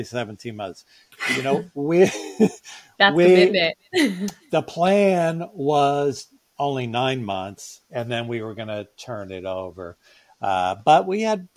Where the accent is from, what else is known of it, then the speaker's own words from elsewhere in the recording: New York, United States; I'm from New York